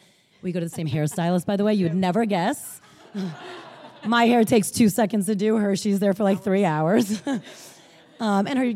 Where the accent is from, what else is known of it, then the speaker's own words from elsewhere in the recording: Bergen County, northern New Jersey, United States; I'm from Northern Jersey, Bergen County